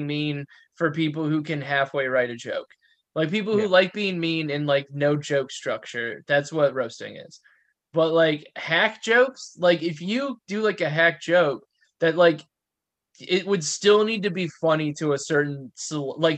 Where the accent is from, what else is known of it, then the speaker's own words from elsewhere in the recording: Wisconsin, United States; from Wisconsin